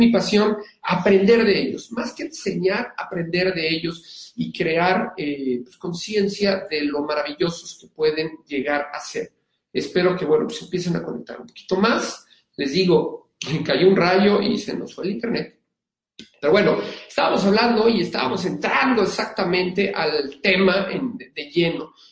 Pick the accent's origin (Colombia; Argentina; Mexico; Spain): Mexico; Mexico City; now in Querétaro, Mexico; Eh, soy originario de la Ciudad de México, pero vivo desde hace siete en San Querétaro.